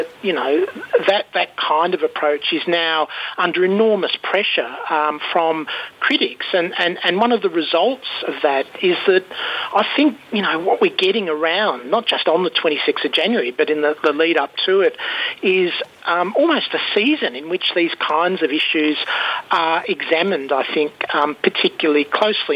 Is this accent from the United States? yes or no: no; Melbourne, Victoria, Australia; also born or lived in Nhill, Wimmera, Victoria; I was born in Nil, in the Wimmera, but I didn't really grow up there. I mean, I left quite early and really grew up in Melbourne